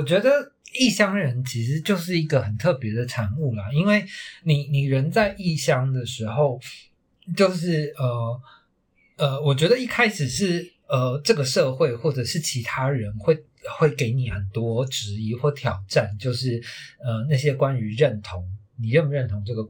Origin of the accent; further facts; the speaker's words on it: Taiwan; 因为身为一个台湾人的那个身份认同、自我认同就已经很痛苦了